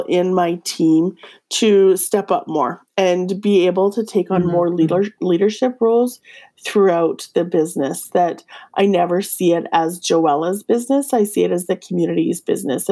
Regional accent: Yukon, Canada; I'm from the Yukon.

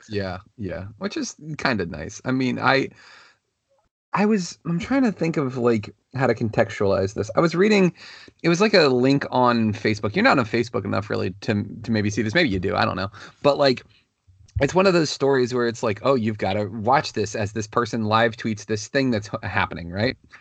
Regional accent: Northern Virginia, United States; now in Fredericksburg, United States; growing up in the Northern Virginia area

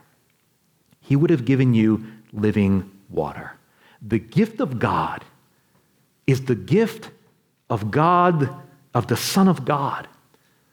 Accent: New York, United States; I'm from New York

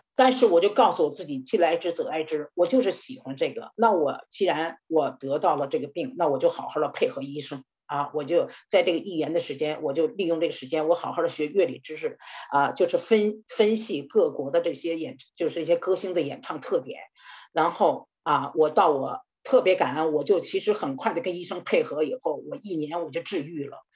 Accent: Beijing, China; 我是出生在六十年代的北京

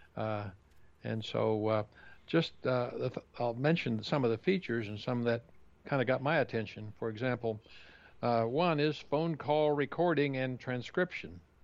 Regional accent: Kansas, United States; the farm I grew up in Kansas

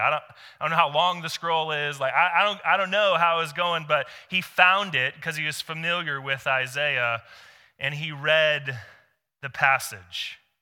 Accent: Seattle, Washington, United States; now in Corvallis, United States; I come from Seattle.

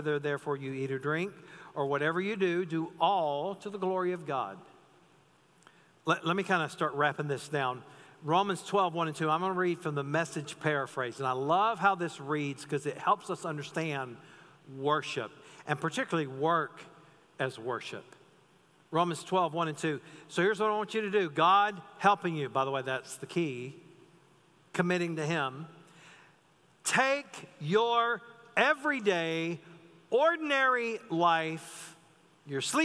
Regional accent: North Carolina, United States; the pastor I grew up under in North Carolina

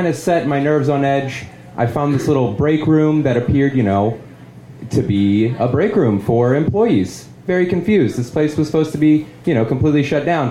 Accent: St. Louis, Missouri, United States; in my hometown of St. Louis, we had a manufacturing plant for Chrysler automobiles.

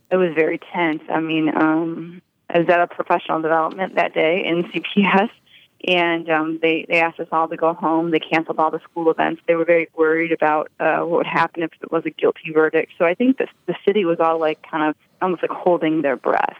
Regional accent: Chicago, Illinois, United States; as a Chicagoan and as a Chicago teacher

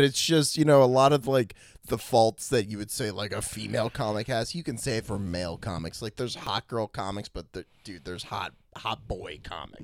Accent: Washington, District of Columbia, United States; my hometown D C.

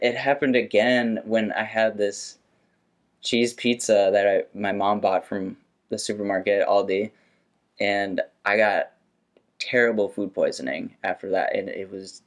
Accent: St. Paul, Minnesota, United States; I grew up in St. Paul, Minnesota

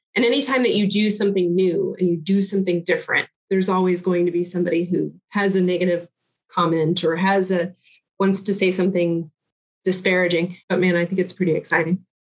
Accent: Lawrence, Kansas, United States; I am originally from Lawrence, Kansas. I grew up in North Lawrence and went to Lawrence schools my academic career

